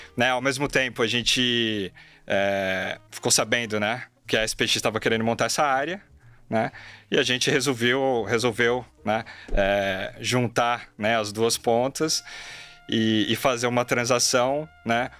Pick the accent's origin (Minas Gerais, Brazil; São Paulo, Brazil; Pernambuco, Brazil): São Paulo, Brazil; São Bernardo do Campo; eu nasci e cresci em São Bernardo do Campo, né, no ABC Paulista